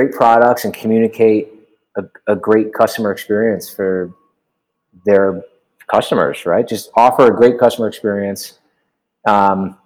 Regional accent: Huntington, New York, United States; moved away as an adult; now in Los Angeles, United States; I grew up in Long Island, Huntington, New York

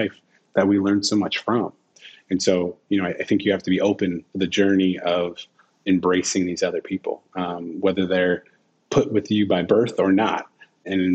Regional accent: Portland, Oregon, United States; also born or lived in San Francisco, California; we moved to Portland from San Francisco

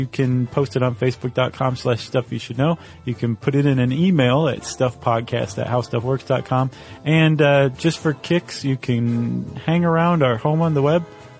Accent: Toledo, Ohio, United States; moved away; my hometown of Toledo, Ohio.

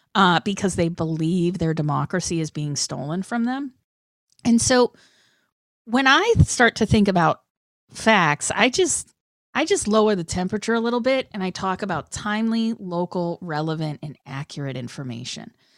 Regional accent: Boston, Massachusetts, United States; young punker, hardcore kid growing up in Boston

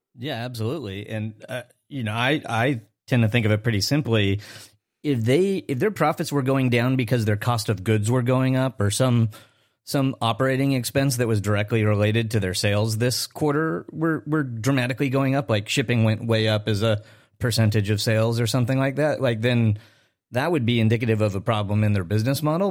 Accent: Chicago, Illinois, United States; my hometown in Chicago

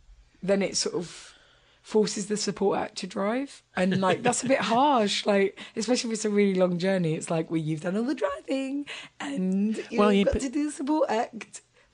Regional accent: England, United Kingdom; Sorry, I'm English, but it's a more Britishy version of it.

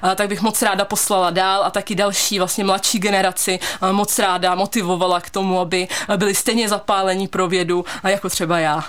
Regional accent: Pardubice, Pardubice Region, Czechia; Maminka mě právě doporučila fakultu chemicko-technologickou tady u nás v Pardubicích

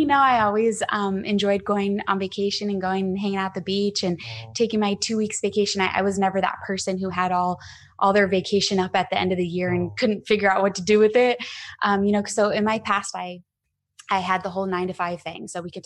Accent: Arizona, United States; moved away as an adult; also born or lived in Scottsdale, Arizona / San Diego; I'm from Arizona and I was living in Scottsdale

